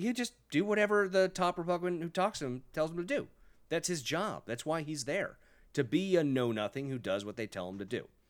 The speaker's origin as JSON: {"language": "English", "town": "Sacramento", "region": "California", "country": "United States", "tie": "born or raised there", "said": "I grew up in California"}